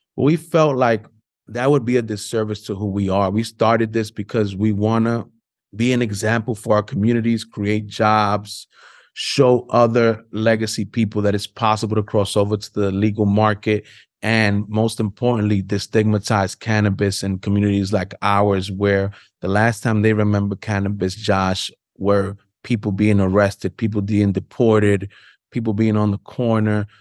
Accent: New York City, New York, United States; I'm born and raised in Harlem

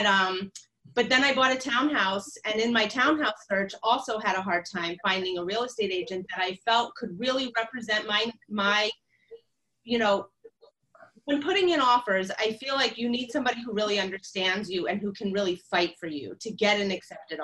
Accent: West Virginia, United States; now in Brooklyn, United States; I was born in West Virginia

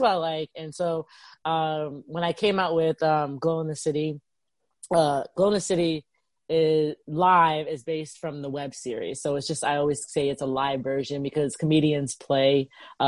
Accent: the South, United States; moved away; I'm from the South

